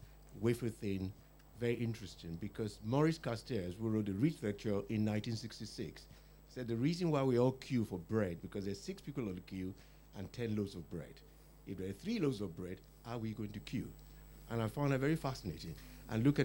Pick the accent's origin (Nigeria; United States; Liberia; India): Nigeria; now in United Kingdom; I'm originally from Nigeria